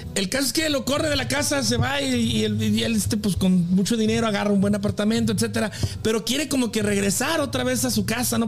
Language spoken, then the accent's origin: Spanish; Mexico; soy de México.